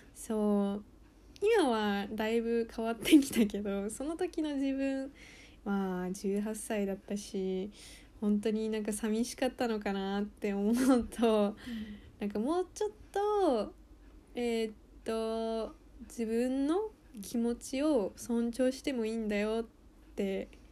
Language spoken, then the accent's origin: Japanese; United States; moved away; アメリカで育った